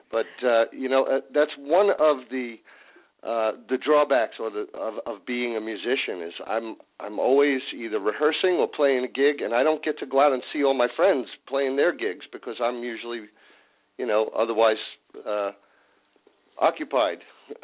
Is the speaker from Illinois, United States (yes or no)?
no; New York City, New York, United States; accent: East Coast; moved away as an adult; now in California, United States; I grew up in Staten Island, New York